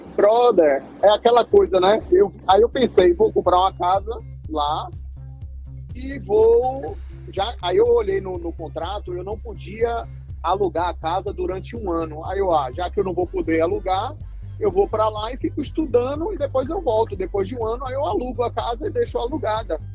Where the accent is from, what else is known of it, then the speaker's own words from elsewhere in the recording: Amargosa, Bahia, Brazil; moved away as an adult; also born or lived in Salvador, Bahia; now in United States; eu nasci em Amargosa, que é uma cidade pequena do interior da Bahia